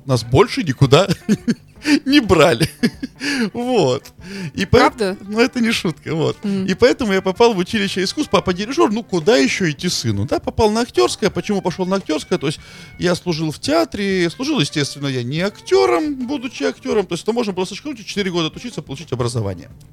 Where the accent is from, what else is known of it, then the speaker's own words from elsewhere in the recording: Veliky Novgorod, Novgorod Oblast, Russia; я из Великого Новгорода